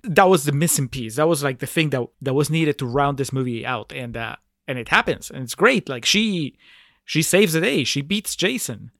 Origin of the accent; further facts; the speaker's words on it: Peru; I'm from Peru